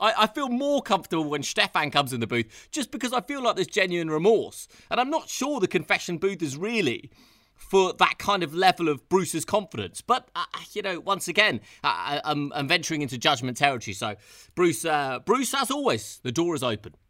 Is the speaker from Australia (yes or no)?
no; United Kingdom; I am British